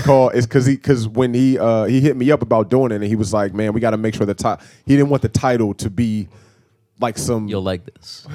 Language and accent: English; New Jersey, United States; moved away; also born or lived in Baltimore, Maryland; we are both not from the state of Maryland. I'm from New Jersey.